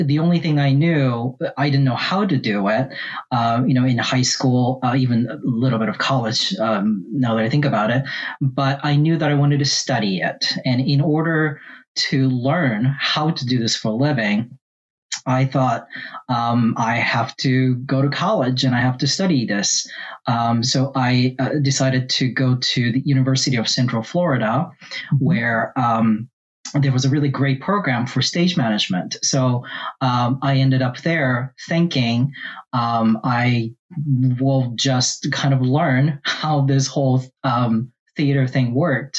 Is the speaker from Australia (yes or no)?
no; Japan; now in Charlotte, United States; I was born and raised in Japan, and I was raised in different parts of Japan